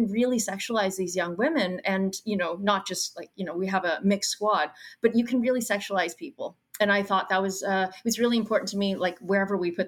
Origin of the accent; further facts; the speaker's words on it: Brandon, Manitoba, Canada; But I'm from Brandon, Manitoba. So that's like 2 hours outside of where we shot, which is Winnipeg